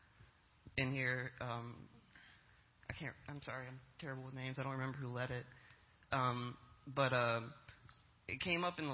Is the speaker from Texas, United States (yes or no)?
yes; San Antonio, Texas, United States; moved away; I'm from San Antonio. I love how diverse this city is. We just moved back like 2 years ago. I've been living all over the country